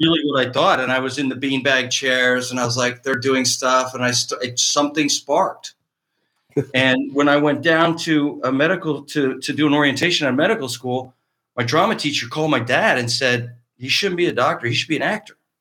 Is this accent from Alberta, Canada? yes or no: no; Cardinal, Ontario, Canada; moved away as an adult; now in Los Angeles, United States; A little town in Eastern Ontario called Cardinal, Cardinal, Ontario